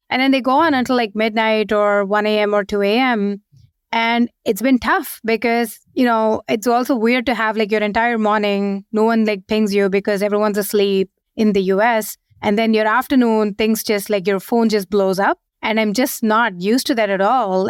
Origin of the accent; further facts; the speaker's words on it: India; moved away as an adult; also born or lived in Seattle, United States / San Francisco, United States; now in London, United Kingdom; we, we were born and brought up in India. We moved to the U S just as when we joined our first job